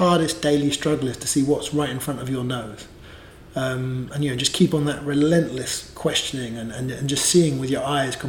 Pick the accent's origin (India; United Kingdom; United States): United Kingdom; England; being English